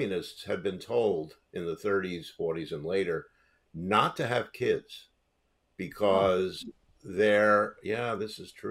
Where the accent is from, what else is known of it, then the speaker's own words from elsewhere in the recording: New York City, New York, United States; I grew up in Brooklyn, New York, where everyone was either Catholic or Jewish.